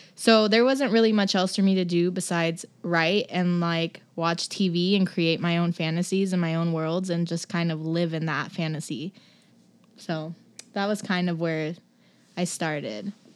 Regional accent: Los Angeles, California, United States; also born or lived in New Jersey; now in Portland, United States; I'm from Los Angeles

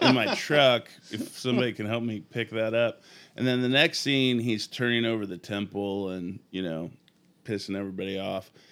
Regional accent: Sacramento, California, United States; moved away as an adult; now in Portland, United States; I grew up in the Bay Area in Sacramento

